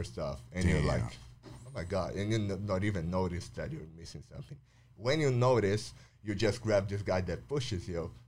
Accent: São Paulo, Brazil; Then I got back to Sao Paulo. So I, I grew up in Sao Paulo, uh, living two houses in Sao Paulo, so mostly the same neighborhood.

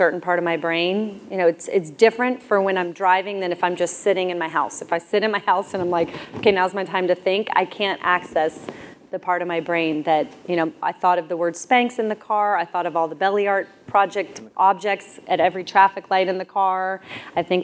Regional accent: Clearwater, Florida, United States; I was born on Clearwater Beach in America

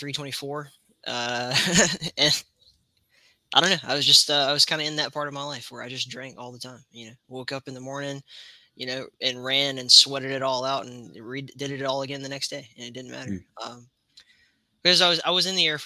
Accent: Alabama, United States; I grew up in Alabama

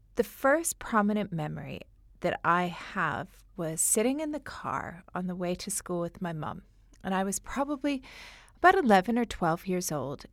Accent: Canada; accent: Canadian; moved away as an adult; now in London, United Kingdom; my Canadian accent

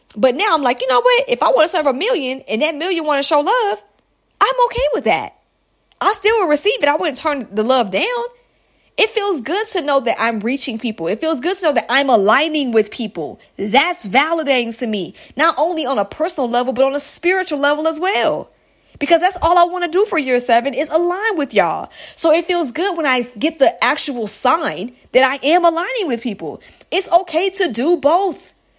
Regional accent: United States; United States, that's my home country

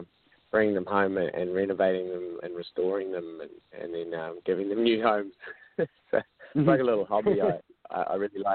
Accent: New Zealand; also born or lived in Australia; I was born in New Zealand, spent time in Australia growing up, and went to school in New Zealand

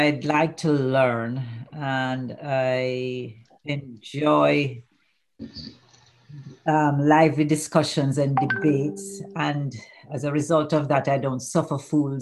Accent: Jamaica; now in United Kingdom; I'm Jamaican

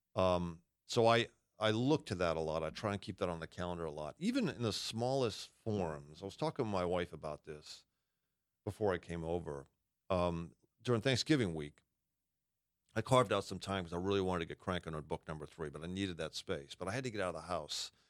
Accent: Massachusetts, United States; I'm a masshole. I grew up in Massachusetts

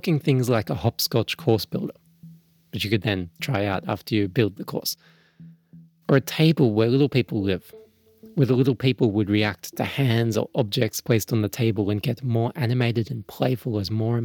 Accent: Melbourne, Victoria, Australia; when I was growing up in Melbourne

